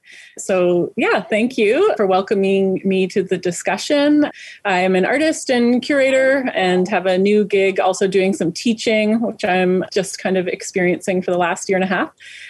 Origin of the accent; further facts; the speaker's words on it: Armstrong, British Columbia, Canada; moved away; also born or lived in Vancouver; I grew up in Armstrong, which is kind of a small, mostly white settler town, but within my traditional territory, bordering on the nation adjacent to us, the Seal territories.